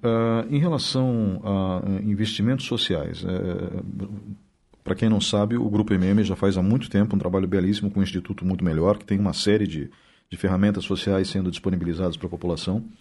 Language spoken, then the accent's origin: Portuguese; Blumenau, Santa Catarina, Brazil; now in Ponta Grossa, Brazil; Eu, quando era adolescente em Blumenau